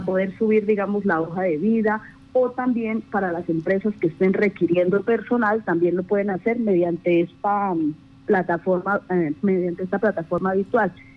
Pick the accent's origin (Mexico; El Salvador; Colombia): Colombia; nosotros como colombianos